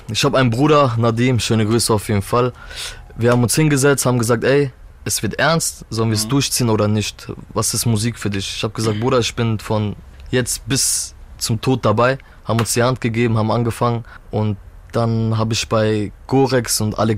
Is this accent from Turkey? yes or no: yes; Turkey; Ich bin Türke.